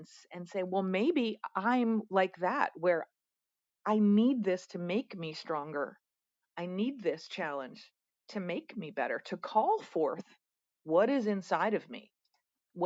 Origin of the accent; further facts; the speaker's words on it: Pennsylvania, United States; moved away; also born or lived in Atlanta; I'm in my home state today